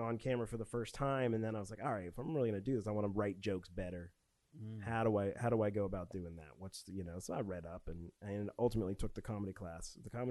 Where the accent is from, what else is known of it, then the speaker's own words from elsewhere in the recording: Northeast Pennsylvania, United States; also born or lived in Pittsburgh, Pennsylvania / West Virginia; I was born in Pittsburgh, but I was raised in Northeast Pennsylvania.